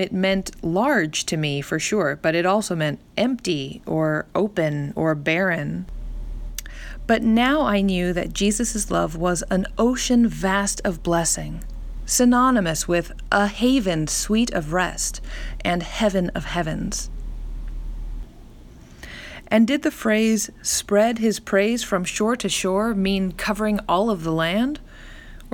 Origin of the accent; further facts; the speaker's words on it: Central California, United States; also born or lived in northern New Jersey; now in New Jersey, United States; Growing up in Central California